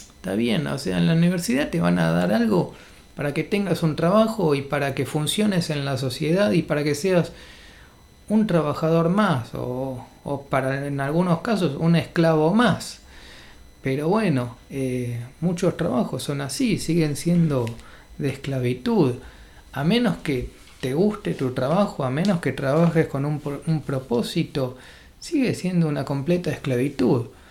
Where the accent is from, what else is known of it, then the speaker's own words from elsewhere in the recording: Argentina; nací en Argentina